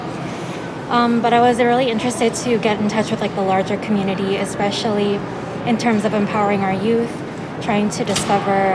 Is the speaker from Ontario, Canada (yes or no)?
no; Edmonton, Alberta, Canada; I was born and raised here in Edmonton